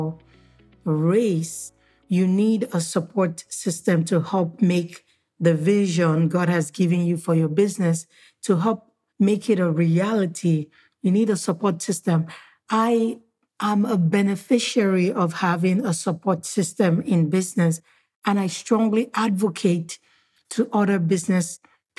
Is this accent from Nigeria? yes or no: yes; Nigeria; When I was growing up in Nigeria